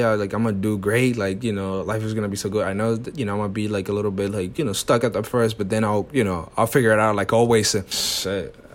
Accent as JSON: {"language": "English", "region": "New York", "country": "United States", "tie": "born there", "said": "So I was born in New York, but I only literally stayed here when I was born."}